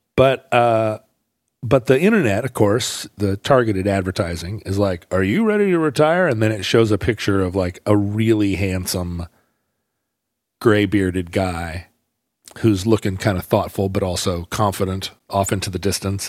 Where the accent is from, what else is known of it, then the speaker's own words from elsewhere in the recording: Alaska, United States; now in Seattle, United States; I grew up in Alaska, hockey